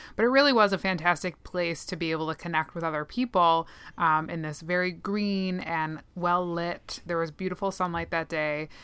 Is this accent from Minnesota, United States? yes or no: yes; Minnesota, United States; accent: Minnesotan; my Minnesotan accent